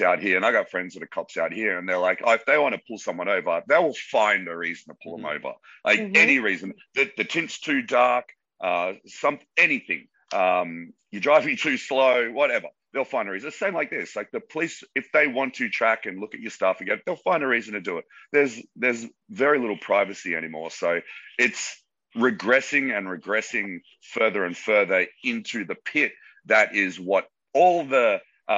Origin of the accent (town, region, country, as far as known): Australia; now in Los Angeles, United States